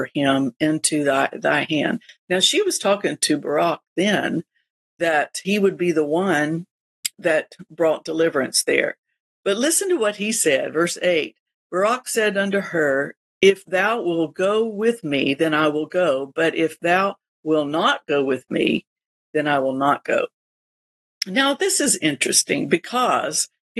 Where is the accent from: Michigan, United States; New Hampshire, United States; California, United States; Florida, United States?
Florida, United States; we're from Florida